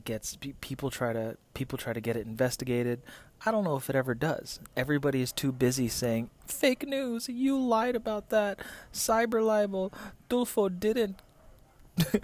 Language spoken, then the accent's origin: English; Philippines; as a Filipino man